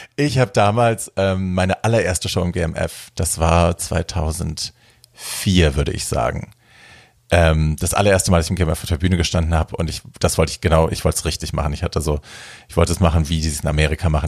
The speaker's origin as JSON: {"language": "German", "region": "Hesse", "country": "Germany", "said": "ich komme ja aus Hessen, aus der Ecke"}